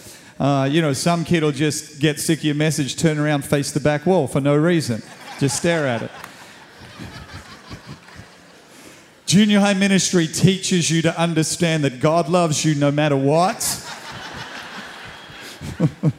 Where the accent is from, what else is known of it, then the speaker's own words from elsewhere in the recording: Sydney, New South Wales, Australia; moved away as an adult; now in Cape Town, South Africa; I moved from Australia. I was Australian.